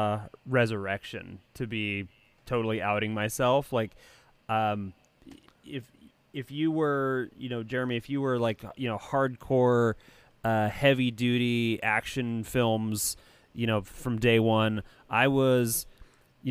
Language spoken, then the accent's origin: English; Santa Ana, California, United States; also born or lived in Yorba Linda, California; I'm in the north end. Yeah, but I grew up in Santa Ana